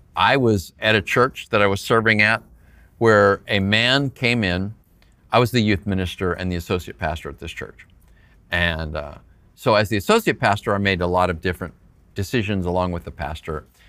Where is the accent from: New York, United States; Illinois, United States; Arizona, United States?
Arizona, United States; Phoenix; I'm from Phoenix